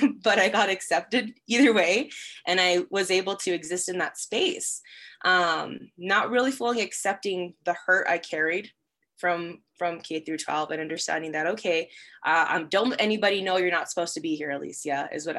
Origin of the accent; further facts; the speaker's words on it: Las Cruces, New Mexico, United States; moved away as an adult; also born or lived in Rio Rancho, New Mexico; I am originally from Las Cruces, New Mexico, but I've been living in the Rio Rancho, Albuquerque area for the last 6 to 7 years